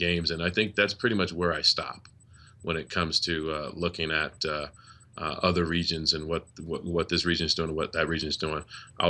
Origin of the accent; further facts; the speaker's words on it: Liverpool, New York, United States; I went to Liverpool High School.